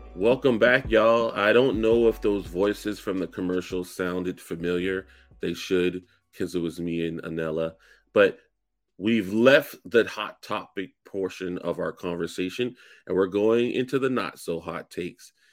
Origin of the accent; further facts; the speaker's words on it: the South, United States; I'm from the South